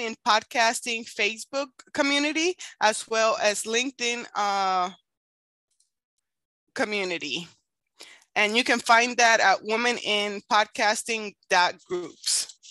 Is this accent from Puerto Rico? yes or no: yes; Puerto Rico; now in Kansas, United States; I am originally from Puerto Rico, but I live in Kansas.